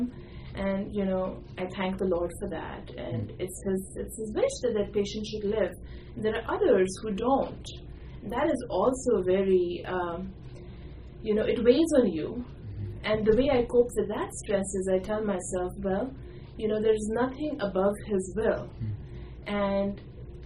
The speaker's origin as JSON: {"language": "English", "country": "India", "tie": "born or raised there", "also_born_or_lived": "Houston / San Antonio", "moved": "as an adult", "said": "I was born and raised in India, did my medical school there, and I did training in Houston and San Antonio"}